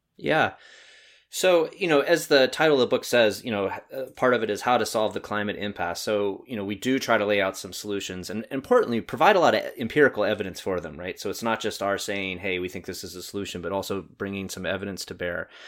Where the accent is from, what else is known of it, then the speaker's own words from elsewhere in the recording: North Carolina, United States; moved away; growing up in North Carolina for a while